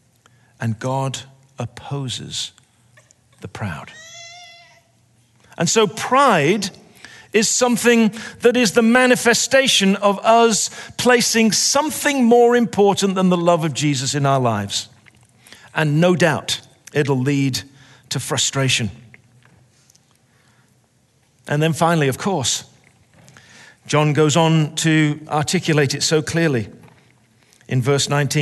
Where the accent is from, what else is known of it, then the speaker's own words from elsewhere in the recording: England, United Kingdom; I'm English.